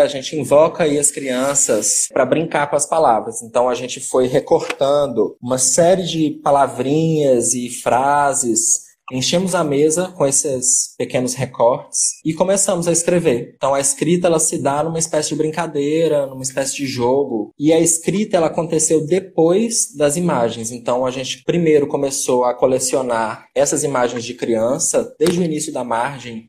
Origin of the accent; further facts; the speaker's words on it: Betim, Minas Gerais, Brazil; now in Bahia, Brazil; eu cresci em Citrolândia, cresci dentro desse contexto de favela